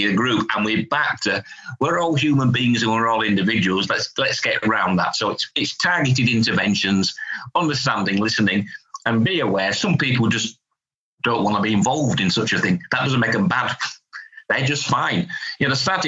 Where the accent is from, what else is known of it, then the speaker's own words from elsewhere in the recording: Hull, Yorkshire and the Humber, United Kingdom; I'm from Hull, so it's a northern measure, a northern concept